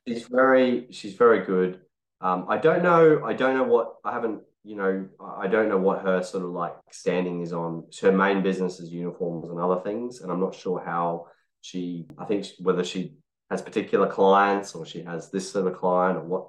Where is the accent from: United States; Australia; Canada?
Australia; I'm being Australian